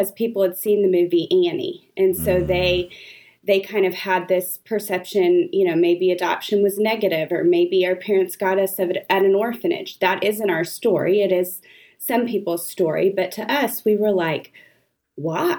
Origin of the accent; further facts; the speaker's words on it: Austin, Texas, United States; I grew up in Austin.